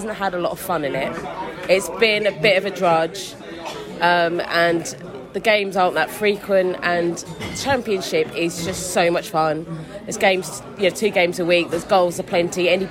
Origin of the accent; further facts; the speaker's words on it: Wimbledon, London, United Kingdom; I was born in Wimbledon